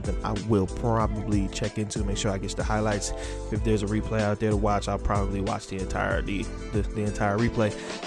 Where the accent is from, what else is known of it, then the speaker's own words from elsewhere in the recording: United States; I am American